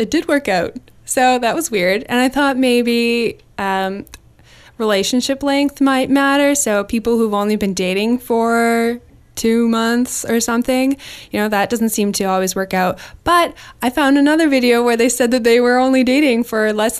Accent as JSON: {"language": "English", "town": "Winnipeg", "region": "Manitoba", "country": "Canada", "tie": "born or raised there", "moved": "as an adult", "said": "I grew up in Winnipeg, Manitoba"}